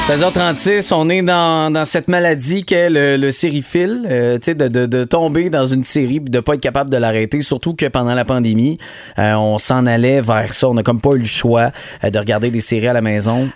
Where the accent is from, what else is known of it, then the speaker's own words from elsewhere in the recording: Montérégie, Quebec, Canada; chez nous en Montérégie